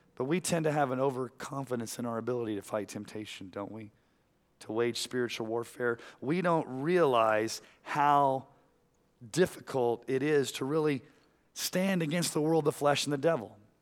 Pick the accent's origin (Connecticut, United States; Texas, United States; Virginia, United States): Texas, United States; when I was growing up in Texas